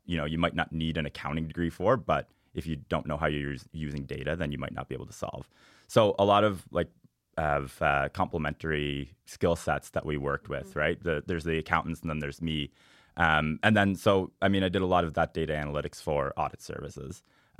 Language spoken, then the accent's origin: English; Cape Breton, Nova Scotia, Canada; I'm from Cape Breton, so I got to say the Highlands.